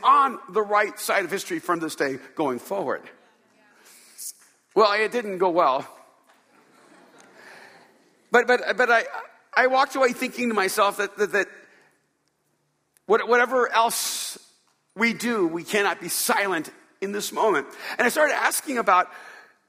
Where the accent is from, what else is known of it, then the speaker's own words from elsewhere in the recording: Hollywood, California, United States; I'm from California.